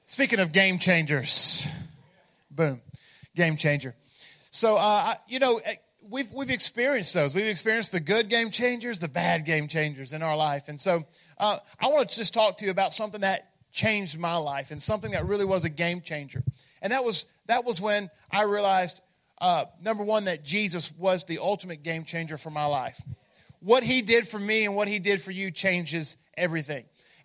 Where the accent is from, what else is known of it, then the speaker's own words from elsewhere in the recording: Memphis, Tennessee, United States; in fact, I'm from Memphis, and we use that a lot.